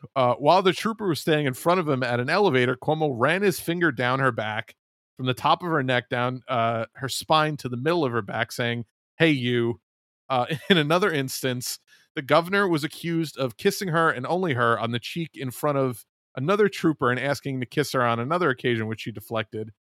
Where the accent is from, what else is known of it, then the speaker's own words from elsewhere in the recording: New York, United States; my home state of New York